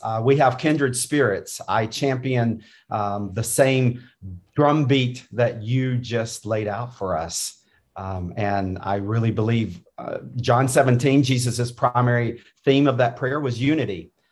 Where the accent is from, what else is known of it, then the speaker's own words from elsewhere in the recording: North Carolina, United States; I grew up in North Carolina